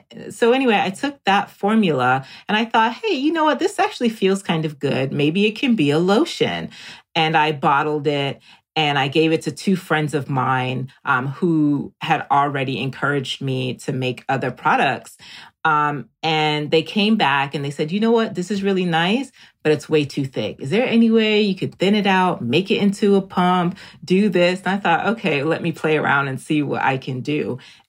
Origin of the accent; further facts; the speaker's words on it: Jamaica; born there; I'm also an island girl. I was born in Jamaica.